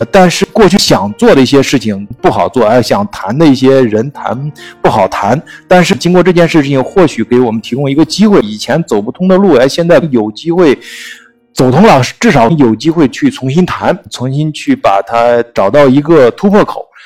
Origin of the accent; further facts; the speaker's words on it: China; 我们中国人